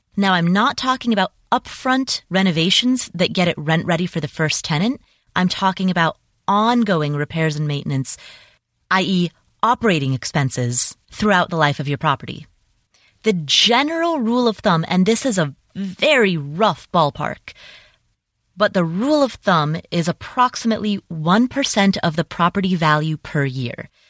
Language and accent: English; Cincinnati, Ohio, United States; moved away; also born or lived in Atlanta / Las Vegas; my hometown, Cincinnati